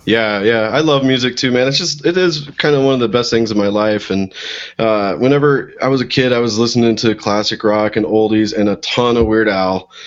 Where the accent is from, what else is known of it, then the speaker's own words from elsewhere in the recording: Missouri, United States; moved away as an adult; also born or lived in Boulder, Colorado; now in Colorado, United States; I uh, grew up actually in Missouri